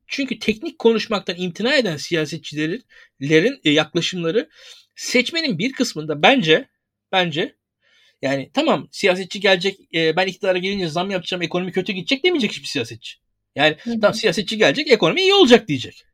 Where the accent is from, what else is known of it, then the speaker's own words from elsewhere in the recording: İzmir, Turkey; İzmirliyim ben